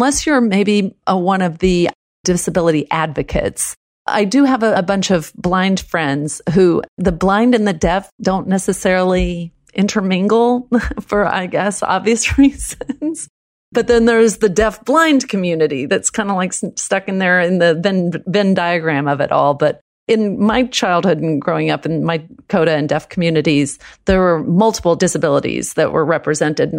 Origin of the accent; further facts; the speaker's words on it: Texas, United States; first language American Sign Language; English is a second language; I grew up in Texas.